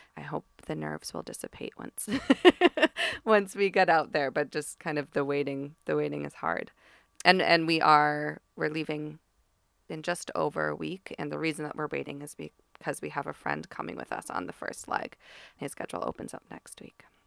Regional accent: East Coast, United States; moved away; I'm from the East Coast

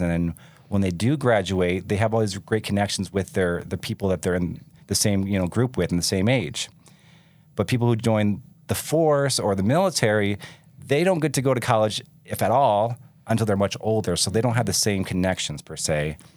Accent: Michigan, United States; moved away as an adult; also born or lived in California; now in Utah, United States; I grew up in Michigan.

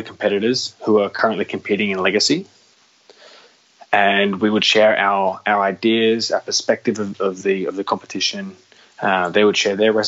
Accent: Sydney, New South Wales, Australia; moved away as an adult; also born or lived in Northern Europe (Nordics); I'm an outsider living here in Europe. You know, I come from Sydney, Australia

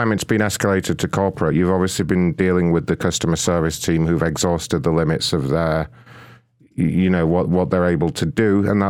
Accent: United Kingdom; now in United States; No, I'm British, but I've moved to the United States about 2 years ago now.

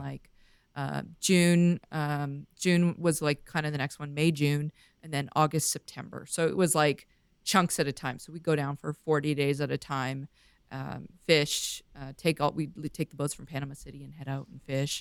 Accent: Vancouver, British Columbia, Canada; moved away; I grew up in Vancouver, grew up on boats

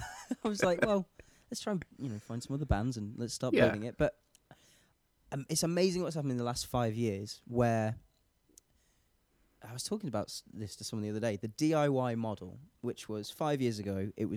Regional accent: Lincolnshire, East Midlands, United Kingdom; I grew up in Lincolnshire, like farmland.

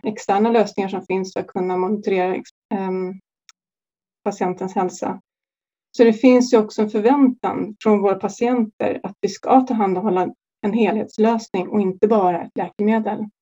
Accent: Sweden; vi svenskar

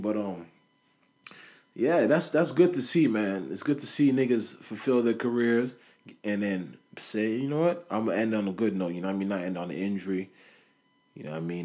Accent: Toronto, Ontario, Canada; we're from Toronto

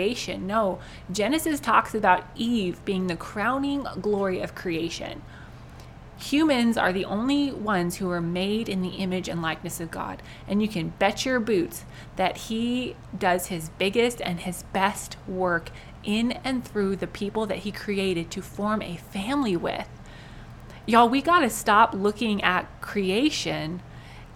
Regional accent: United States; we, as American Christians

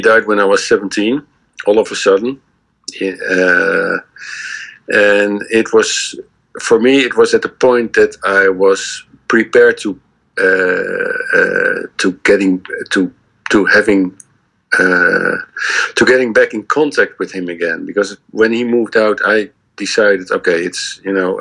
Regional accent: Leiden, South Holland, Netherlands; I grew up in Leiden, which is which is the, one of the university cities in Holland

